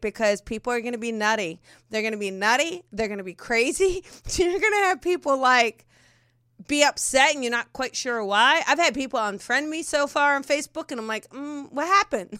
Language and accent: English; New Jersey, United States; moved away; growing up in Jersey